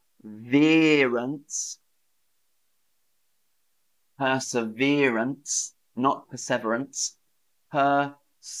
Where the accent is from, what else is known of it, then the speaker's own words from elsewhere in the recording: the South of England, United Kingdom; accent: Southern English, a bit posh; a feature of my region of England, the South